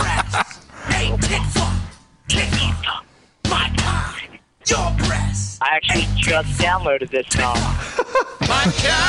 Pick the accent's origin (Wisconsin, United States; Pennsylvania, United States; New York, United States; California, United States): Pennsylvania, United States; Philadelphia; I'm from Philly.